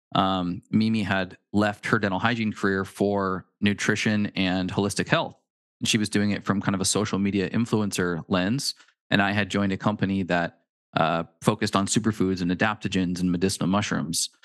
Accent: Pacific Northwest, United States; We're from the Pacific Northwest

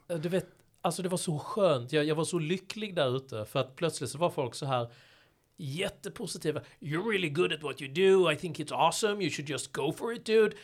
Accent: Malmö, Skåne, Sweden; moved away as an adult; also born or lived in San Francisco; hemma i Malmö då där jag växte upp som, som ung

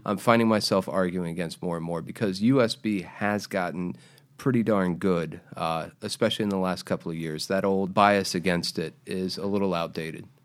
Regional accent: Jacksonville, Florida, United States; I'm from Jacksonville.

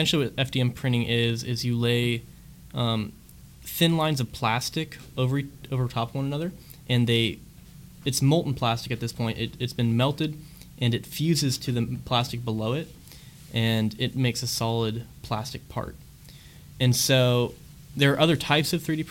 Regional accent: Columbia, Missouri, United States; I'm from Columbia, Missouri.

